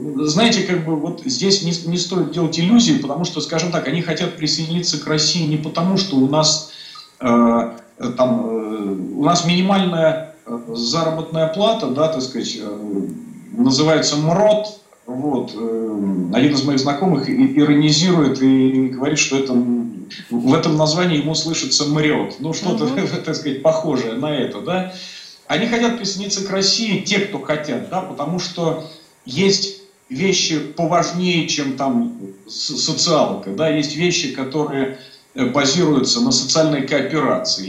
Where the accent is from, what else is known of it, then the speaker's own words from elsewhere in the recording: Donbas, Ukraine; now in Moscow, Russia; я часто бываю э, в Донбассе, я оттуда родом